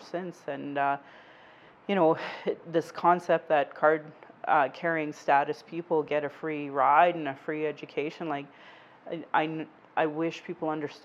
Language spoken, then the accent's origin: English; Alberta, Canada; growing up in Alberta